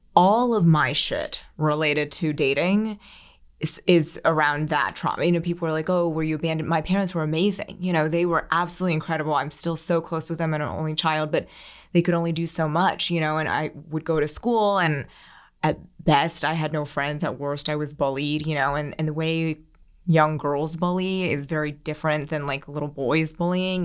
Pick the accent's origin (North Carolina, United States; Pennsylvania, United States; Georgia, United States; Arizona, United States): Pennsylvania, United States; Philadelphia; moved away as an adult; also born or lived in New York City; I grew up outside of Philly